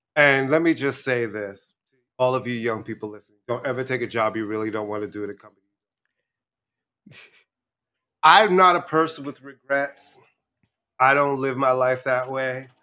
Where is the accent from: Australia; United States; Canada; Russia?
United States; New York City, New York; also born or lived in Brooklyn; I was born in Brooklyn, and then we moved to Queens right before I was in the first